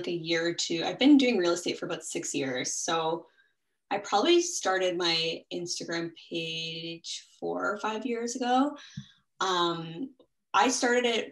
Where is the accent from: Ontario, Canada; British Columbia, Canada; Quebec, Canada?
Ontario, Canada; Toronto; Born and raised in Toronto